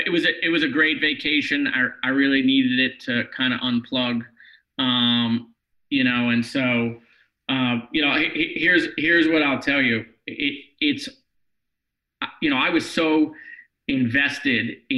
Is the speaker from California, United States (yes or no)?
no; Parkland, Florida, United States; the city of Parkland, my hometown